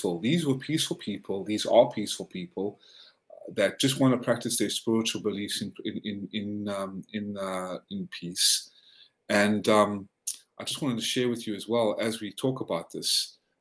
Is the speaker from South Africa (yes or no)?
yes; South Africa; also born or lived in Georgia, United States; now in United States; they fled to South Africa. That was where I was born. And I immigrated to the States in 1995 to become the first American citizen in my family.